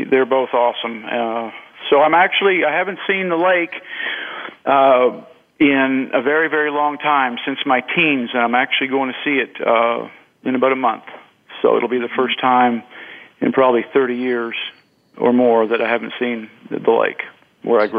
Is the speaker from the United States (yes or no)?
no; Montreal, Quebec, Canada; I was born and raised in Montreal, Quebec, and uh, I don't know how I got into hunting.